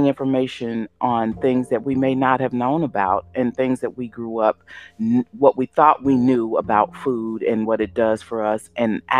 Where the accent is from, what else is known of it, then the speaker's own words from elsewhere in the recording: Chicago, Illinois, United States; my hometown, Chicago